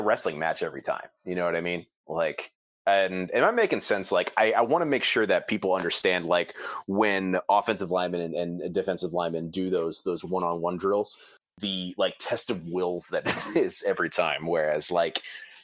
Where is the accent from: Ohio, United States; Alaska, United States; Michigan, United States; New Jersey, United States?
Ohio, United States; I grew up in Ohio